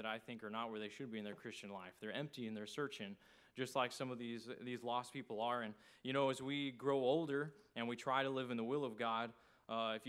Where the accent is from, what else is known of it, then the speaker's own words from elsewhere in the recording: outside Paris, Texas, United States; moved away as an adult; now in Jacksonville, United States; I grew up in a small town in Texas. I tell everybody I'm from Paris, Texas, but that's not actually true. Where I grew up is outside of Paris, Texas